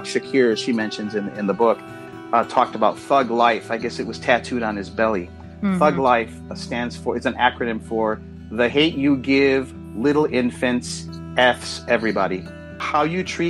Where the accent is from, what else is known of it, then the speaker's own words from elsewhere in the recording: Midwest, United States; I'm the son of immigrants who came from Mexico in the 50s, and I was raised in the Midwest